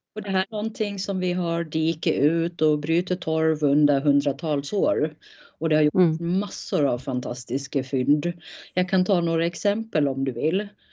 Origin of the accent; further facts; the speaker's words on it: Gotland, Sweden; jag är uppvuxen, född och uppvuxen på Gotland